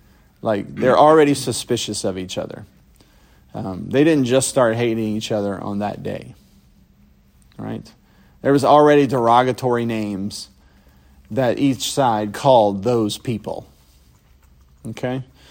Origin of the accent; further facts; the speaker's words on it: Louisiana, United States; Us folks down here in Louisiana